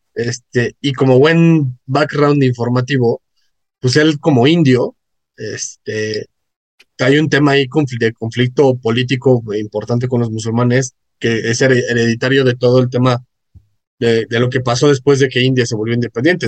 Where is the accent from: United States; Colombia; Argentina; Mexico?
Mexico